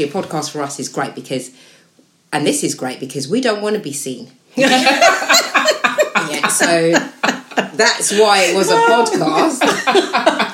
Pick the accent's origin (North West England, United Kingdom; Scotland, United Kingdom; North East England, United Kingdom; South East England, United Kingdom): South East England, United Kingdom; Slough; I'm proud to be a resident of Slough